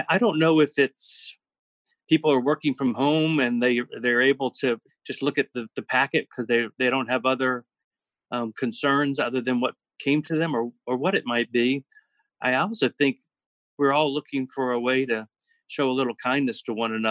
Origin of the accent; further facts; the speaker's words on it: South Carolina, United States; I'm from South Carolina, and there's no place further than 4 hours away from the next